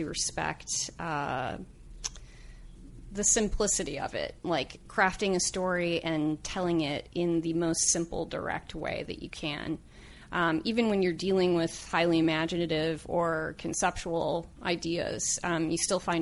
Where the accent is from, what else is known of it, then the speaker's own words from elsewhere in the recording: Oak Park, Illinois, United States; also born or lived in Upland, California / Marion, Alabama; now in Los Angeles, United States; we moved up to Oak Park, Illinois, when I was about 9 or 10